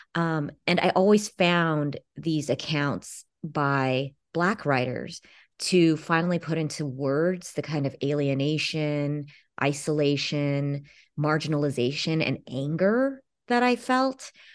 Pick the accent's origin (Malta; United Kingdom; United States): United States; Los Angeles, California; I grew up in Los Angeles